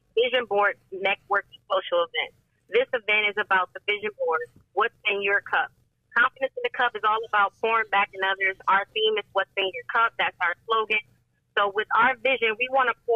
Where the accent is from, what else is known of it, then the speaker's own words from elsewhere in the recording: Toledo, Ohio, United States; moved away as an adult; also born or lived in Charlotte, North Carolina; I'm originally from Toledo. Been able to relocate to Charlotte, North Carolina, and come back to my hometown